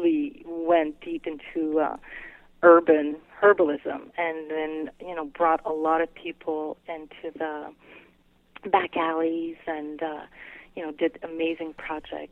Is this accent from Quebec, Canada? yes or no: yes; Quebec City, Quebec, Canada; first language French; English is a second language; also born or lived in British Columbia; now in Montreal, Canada; I grew up around Quebec City, the old Quebec City. But I also lived in British Columbia as a kid, and that's where I learned English. I was the only kid in school who spoke French and did not speak a word of English